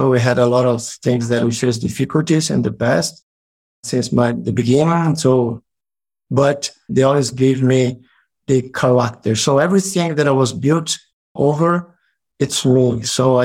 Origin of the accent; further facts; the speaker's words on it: Brazil; English is a second language; I'm a man and I am from Brazil, from Latin America, so I'm Latino.